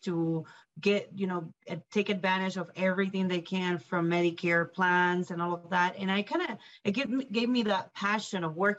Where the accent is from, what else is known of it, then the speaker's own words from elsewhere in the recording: Puerto Rico; now in Greeley, United States; Well, honestly, because I moved here from Puerto Rico, so straight from the island to Greeley, Colorado, the northern area, I think it's both.